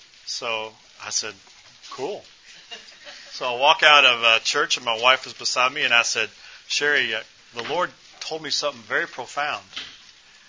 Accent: Louisville, Kentucky, United States; I grew up in Louisville, and I started going to church here about 20 years ago

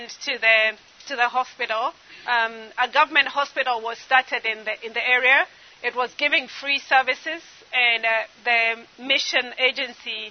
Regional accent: eastern Kenya, Kenya; growing up in Eastern Kenya

